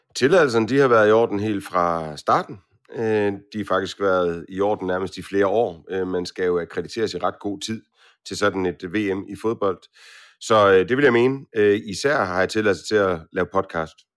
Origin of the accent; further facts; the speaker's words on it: Aarhus, Central Denmark Region, Denmark; jeg kommer fra Aarhus.